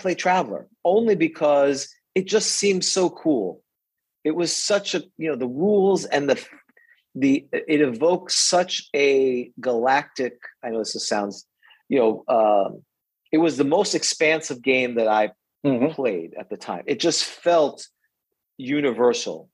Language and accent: English; New York City, New York, United States; also born or lived in St. Pete Beach, Florida; now in Florida, United States; I grew up in New York City